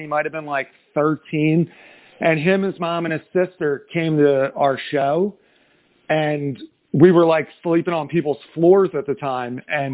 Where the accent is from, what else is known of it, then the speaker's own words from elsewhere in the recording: New Jersey, United States; I am from South Jersey, so we sit right in between Philadelphia and Atlantic City